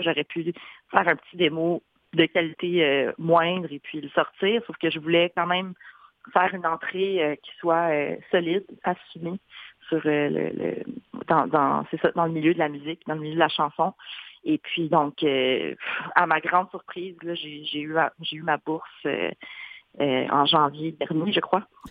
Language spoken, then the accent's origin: French; Gatineau, Quebec, Canada; also born or lived in Wendake / Ottawa / Montreal; j'ai grandi à Gatineau.